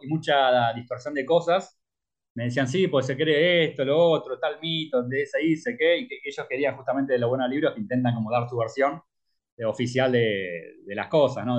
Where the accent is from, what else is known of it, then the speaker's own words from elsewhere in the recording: Argentina; Como argentino